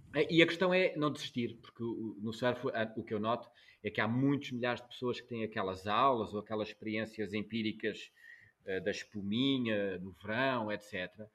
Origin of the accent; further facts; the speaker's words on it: Algarve, Portugal; also born or lived in Angola; Eu, eu nasci em Angola, cresci no Algarve